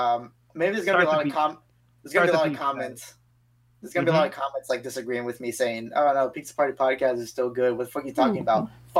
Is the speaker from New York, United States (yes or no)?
no; San Diego, California, United States; I'm from San Diego.